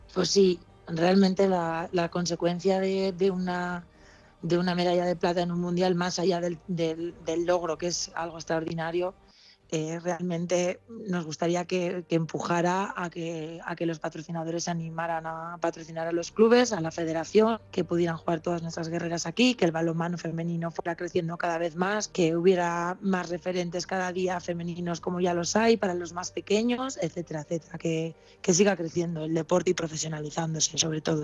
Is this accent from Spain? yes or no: yes; Basque Country, Spain; also born or lived in San Sebastián; para jugar las, las categorías de ahí me llevaron a la selección de Euskadi